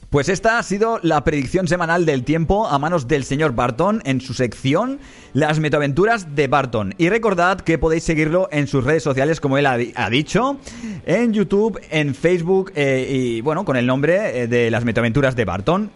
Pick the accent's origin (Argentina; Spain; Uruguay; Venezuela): Spain; Barcelona, Catalonia; also born or lived in Badalona; soy de Barcelona